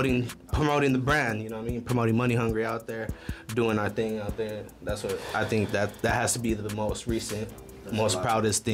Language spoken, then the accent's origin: English; Tucson, Arizona, United States; moved away as an adult; also born or lived in Las Vegas; I'm born and raised in Tucson all my life.